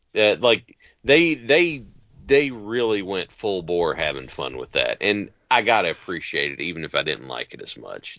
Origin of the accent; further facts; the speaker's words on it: Appalachia, United States; I grew up in Appalachia